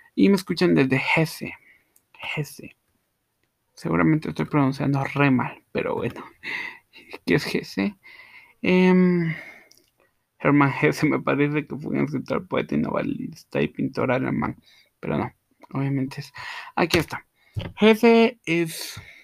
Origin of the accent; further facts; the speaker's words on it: Guatemala; Yo soy de Guatemala, sí, Guatemala, la tierra de eterna primavera